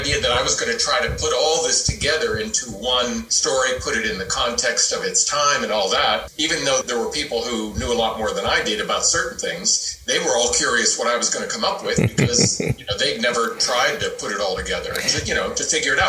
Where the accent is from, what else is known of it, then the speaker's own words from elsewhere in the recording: Johnstown, Pennsylvania, United States; my hometown, Johnstown, Pennsylvania.